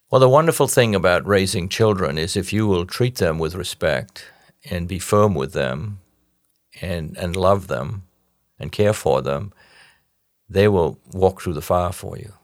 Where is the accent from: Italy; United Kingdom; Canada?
United Kingdom; England; now in United States; this stodgy Englishman